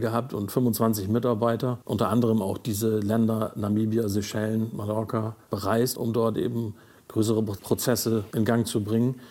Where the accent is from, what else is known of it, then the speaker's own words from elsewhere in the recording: Stade area, Lower Saxony, Germany; also born or lived in Bunde, East Frisia; in eine WG im Raum Stade gezogen, sozusagen wieder zurückgesiedelt mehr in meine Heimat.